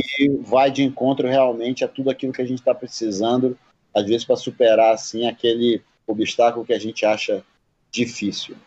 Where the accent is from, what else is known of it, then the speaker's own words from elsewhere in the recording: Amazonas, Brazil; Eu sou do Amazonas